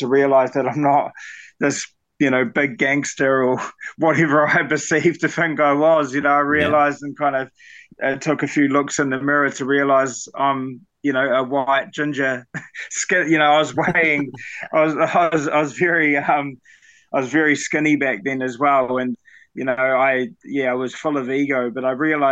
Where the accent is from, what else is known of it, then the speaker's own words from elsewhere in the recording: Christchurch, Canterbury, New Zealand; now in Blenheim, New Zealand; I'm originally from Christchurch, New Zealand. I currently live in a small town called Blenheim in Marlborough.